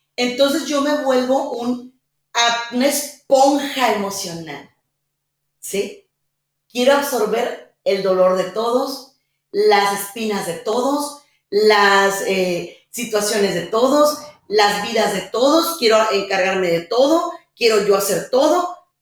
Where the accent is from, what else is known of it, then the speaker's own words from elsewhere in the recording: Mexico; mi país, México